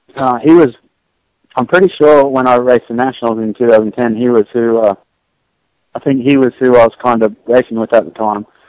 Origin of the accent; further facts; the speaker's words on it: Australia; moved away as an adult; now in United States; growing up in Australia